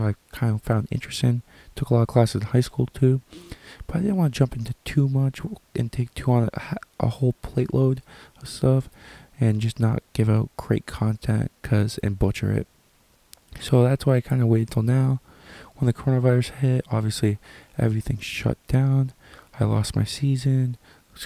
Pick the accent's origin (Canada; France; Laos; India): Canada; Sarnia, Ontario; I am from Canada, more specifically Sarnia, Ontario